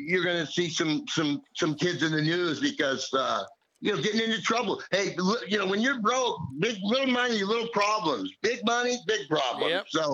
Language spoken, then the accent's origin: English; Reno, Nevada, United States; also born or lived in Nebraska; Born and raised in Reno